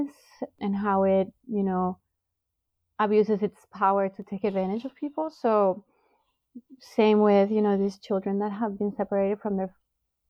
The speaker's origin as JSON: {"language": "English", "region": "Bogotá", "country": "Colombia", "moved": "yes", "lives_now": "United States", "said": "I came originally from Bogota, Colombia"}